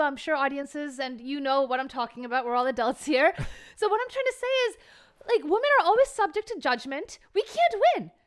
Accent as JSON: {"language": "English", "region": "New Jersey", "country": "United States", "tie": "born or raised there", "first_language": "Bengali", "second_language": "English", "said": "I was born and raised in America, New Jersey, as we talked about, but my, my parents are from Calcutta, West Bengal."}